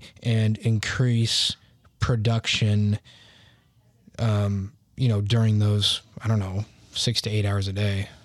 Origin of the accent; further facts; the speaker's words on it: United States; I'm American